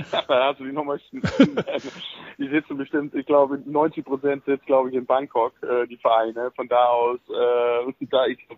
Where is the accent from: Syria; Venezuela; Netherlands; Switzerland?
Netherlands; German is a second language; now in Germany; einfach hier wohl gefühlt und dann irgendwann nach 30 Jahren ist man auch ein bisschen mehr Deutscher als Holländer.